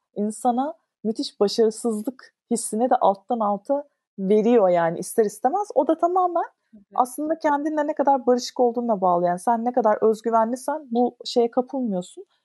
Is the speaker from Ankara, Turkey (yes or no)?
no; Istanbul, Turkey; İstanbul'da doğdum. İşte Ortaköy'de okudum. Etiler'de okudum. E, Şişli'de oturdum falan.